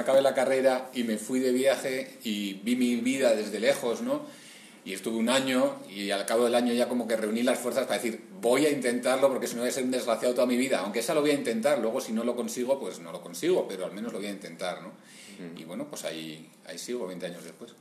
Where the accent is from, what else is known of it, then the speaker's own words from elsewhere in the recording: Bilbao, Basque Country, Spain; yo soy de Bilbao y en Bilbao y en mi entorno, o sea, el cómic era como algo que no existía más que para leer